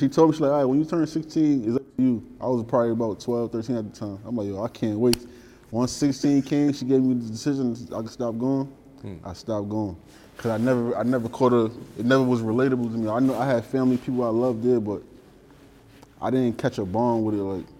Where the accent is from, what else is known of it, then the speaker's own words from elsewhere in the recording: New York City, New York, United States; Like, I can say I'm from 165 in Nelson, but I say I'm from Highbury.